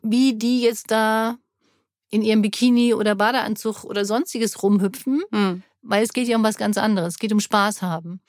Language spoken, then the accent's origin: German; Germany; ich bin ja Deutsche